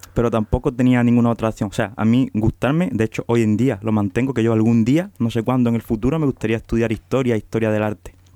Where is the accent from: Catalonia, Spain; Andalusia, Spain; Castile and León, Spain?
Andalusia, Spain; Huelva; soy de Huelva